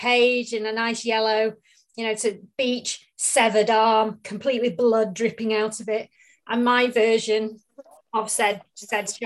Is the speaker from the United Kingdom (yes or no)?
yes; Manchester, North West England, United Kingdom; moved away as an adult; also born or lived in Marlow; now in North Wales, United Kingdom; I grew up in Manchester, moving over to North Wales about in 2005 with work